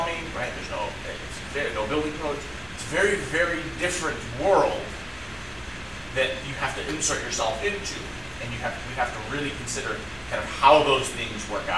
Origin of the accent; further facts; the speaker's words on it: United States; as American Christians